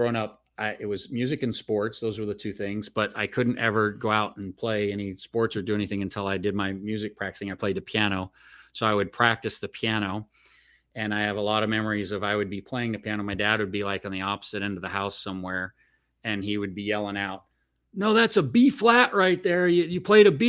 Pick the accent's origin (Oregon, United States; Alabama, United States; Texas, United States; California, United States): Oregon, United States; Southern; also born or lived in Las Vegas; I grew up in Southern Oregon